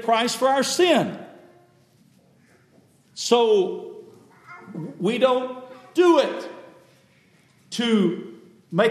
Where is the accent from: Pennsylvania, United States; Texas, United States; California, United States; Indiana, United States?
Texas, United States; West; I grew up with in West Texas